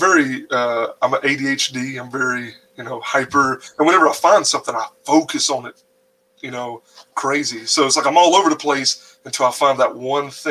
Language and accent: English; North Carolina, United States; I'm in the mountains up here in North Carolina